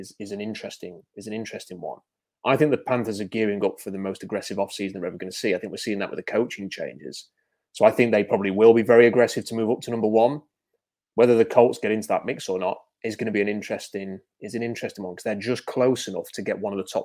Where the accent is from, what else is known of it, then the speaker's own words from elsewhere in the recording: United Kingdom; I am British.